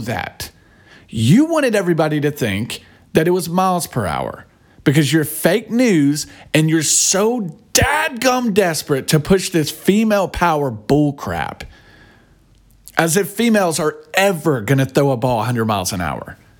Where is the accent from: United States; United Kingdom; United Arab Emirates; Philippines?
United States; We're from America